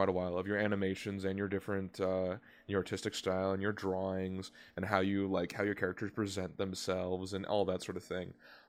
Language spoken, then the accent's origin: English; North Carolina, United States; I'm from North Carolina, which is more into the south.